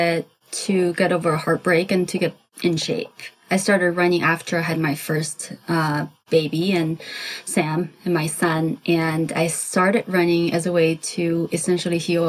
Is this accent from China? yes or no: yes; China; now in Southern California, United States; I grew up in China. I'm an immigrant.